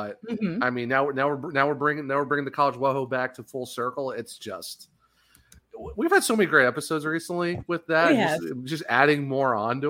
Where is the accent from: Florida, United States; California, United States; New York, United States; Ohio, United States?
Ohio, United States; moved away; I'm originally from Ohio